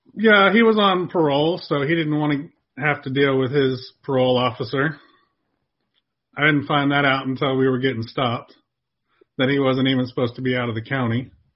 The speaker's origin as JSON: {"language": "English", "town": "Dallas", "region": "Texas", "country": "United States", "tie": "born or raised there", "also_born_or_lived": "San Diego, California / Houston, Texas / Beaumont, Texas", "said": "So I've grown up in the Dallas Fort Worth area."}